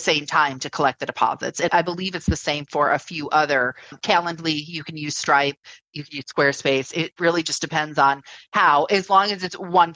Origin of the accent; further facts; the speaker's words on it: United States; we're American